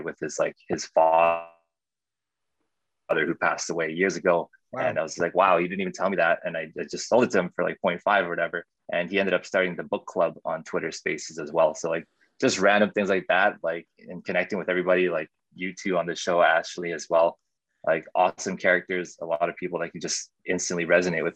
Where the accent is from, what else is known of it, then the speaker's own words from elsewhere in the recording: Winnipeg, Manitoba, Canada; I'm also from Canada, Winnipeg